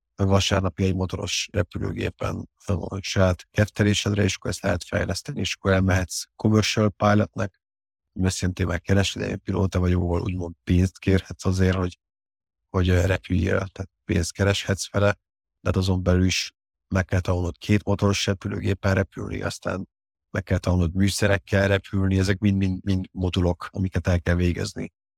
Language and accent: Hungarian; Hungary; born or raised there; also born or lived in Paris, France